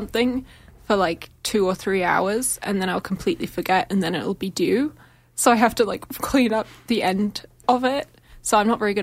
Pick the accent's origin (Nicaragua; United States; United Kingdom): United Kingdom; now in Calgary, Canada; I'm British